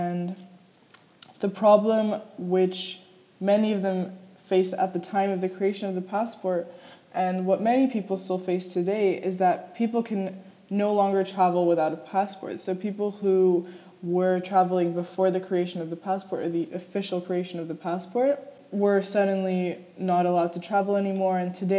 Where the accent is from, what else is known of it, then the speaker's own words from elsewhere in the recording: New York, United States; born there; I have been fortunate enough to hold a U.S. passport since I was born in New York.